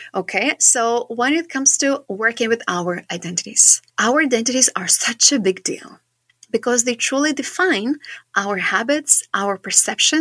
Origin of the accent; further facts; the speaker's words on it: Šiauliai, Šiauliai County, Lithuania; I am from Lithuania. I come from quite a small town, but it's quite big for our Lithuania standards. I come from a place called Šiauliai